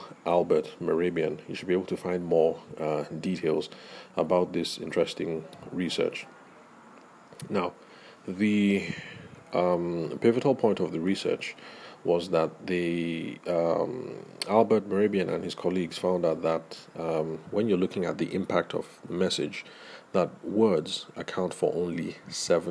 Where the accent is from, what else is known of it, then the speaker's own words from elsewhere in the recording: Nigeria; those of us who grew up in the Nigerian academic context